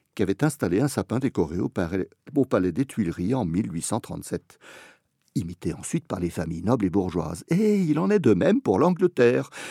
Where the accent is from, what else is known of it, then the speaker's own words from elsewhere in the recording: Lorraine, Grand Est, France; also born or lived in Como, Italy; quand j'étais gosse dans mon village de Lorraine